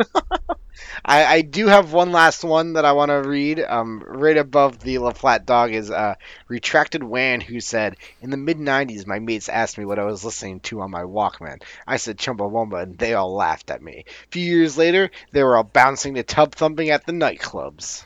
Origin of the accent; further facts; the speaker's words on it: Newark, New Jersey, United States; they asked me where I'm from, and I said Newark